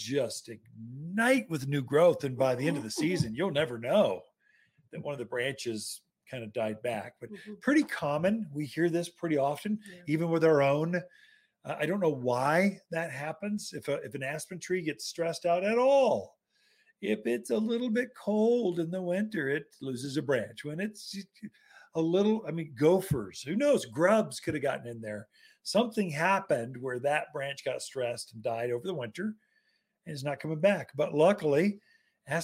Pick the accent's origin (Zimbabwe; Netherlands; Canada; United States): United States; the South; accent: Southern; now in Prescott, United States; a Southern boy